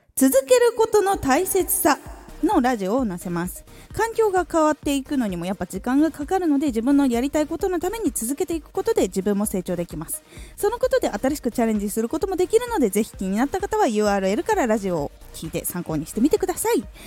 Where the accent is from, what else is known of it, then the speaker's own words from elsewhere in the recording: Aomori, Japan; 青森出身